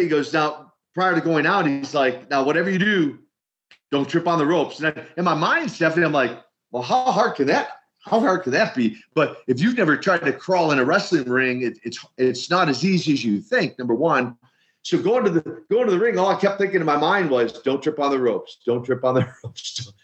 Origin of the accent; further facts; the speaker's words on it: Minneapolis, Minnesota, United States; I come from uh, a background in Minneapolis, Minnesota, where the official title would be Minneapolis Housing Authority. Uh, in our vernacular, the projects and the ghettos of Minneapolis